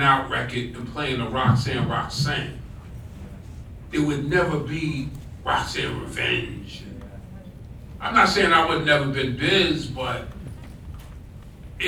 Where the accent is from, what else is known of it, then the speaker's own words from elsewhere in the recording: Long Island, New York, United States; also born or lived in Harlem, New York; I was born in Harlem, but I grew up in Long Island. I grew up in Brentwood, grew up in Patchogue